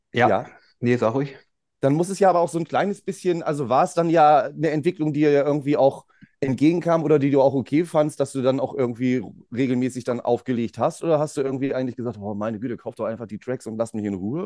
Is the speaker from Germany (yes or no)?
yes; Bremen, Germany; bei uns in Bremen